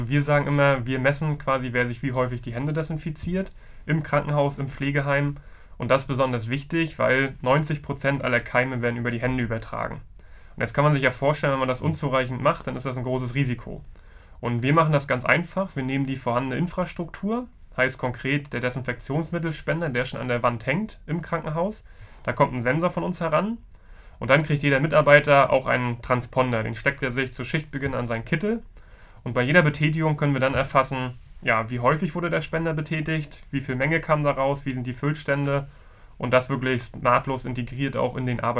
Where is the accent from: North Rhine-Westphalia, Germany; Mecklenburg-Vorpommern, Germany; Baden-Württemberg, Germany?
Mecklenburg-Vorpommern, Germany; Rostock; Ich komme ja ursprünglich aus Rostock, aber die Gründerszene in Mecklenburg-Vorpommern ist dann doch gut vernetzt